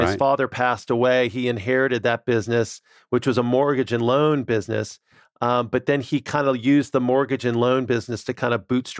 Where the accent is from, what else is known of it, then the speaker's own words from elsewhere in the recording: New Orleans, Louisiana, United States; So I grew up in New Orleans, Louisiana